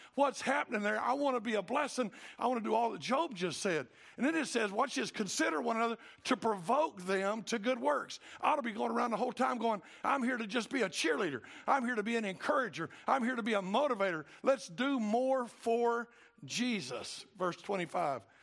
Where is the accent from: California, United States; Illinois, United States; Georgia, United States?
Georgia, United States; Cartersville; I'm from Cartersville